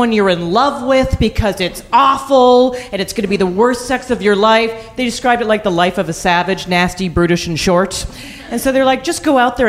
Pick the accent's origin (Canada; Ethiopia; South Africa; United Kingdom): Canada; Calgary, Alberta; I grew up in Calgary